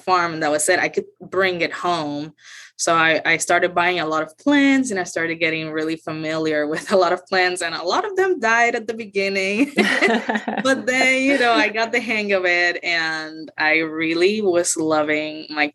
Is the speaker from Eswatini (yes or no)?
no; Mayagüez, Puerto Rico; English is a second language; moved away as an adult; now in Florida, United States; I grew up in Puerto Rico, in a small town called Mayagüez on the west side of the island.